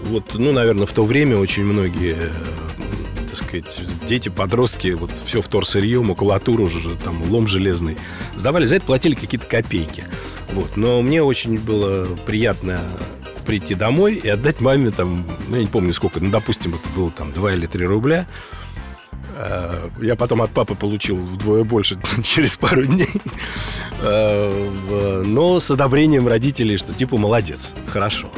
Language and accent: Russian; Moscow, Russia; мой родной город – Москва